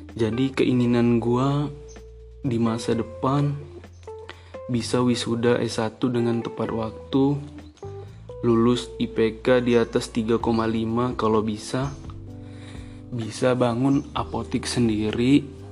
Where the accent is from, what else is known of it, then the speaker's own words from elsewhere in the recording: Bandar Lampung, Lampung, Indonesia; asal gue dari Bandar Lampung